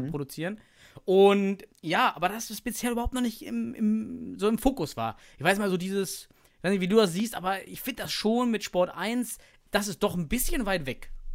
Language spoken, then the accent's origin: German; East Germany, Germany; ich komme aus dem Osten